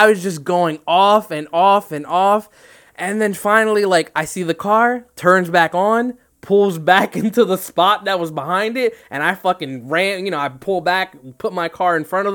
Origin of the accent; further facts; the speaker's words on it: New Jersey, United States; We're from Jersey